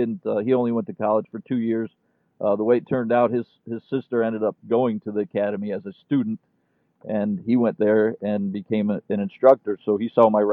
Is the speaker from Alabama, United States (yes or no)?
no; Indiana, United States; moved away as an adult; also born or lived in Chicago area / Kansas / Florida; I grew up in Indiana